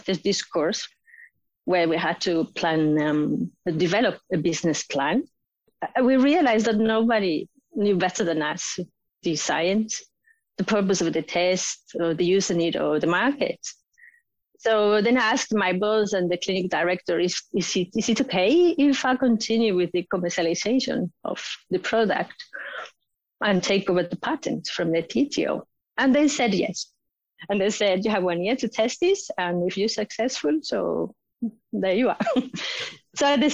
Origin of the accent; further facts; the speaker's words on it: Spain; moved away as an adult; also born or lived in United Kingdom; now in Oslo, Norway; I have a master's in biochemistry and biotechnology from my home country, Spain